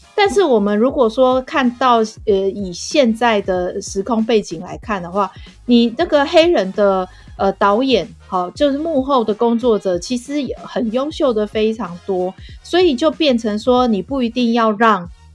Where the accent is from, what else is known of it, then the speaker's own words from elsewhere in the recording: Taiwan; 我们这个台湾